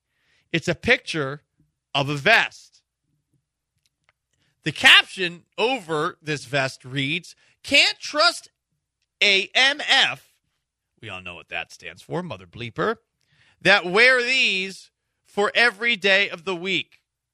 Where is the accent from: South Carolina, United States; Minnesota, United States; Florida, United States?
South Carolina, United States; When I was growing up in South Carolina, my father always used to pelt me with a peach.